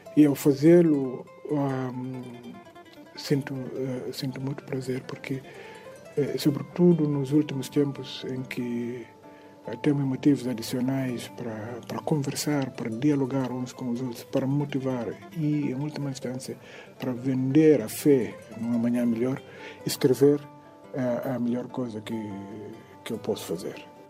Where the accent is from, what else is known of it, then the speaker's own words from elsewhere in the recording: Catió, Tombali, Guinea-Bissau; Eu sou de Catió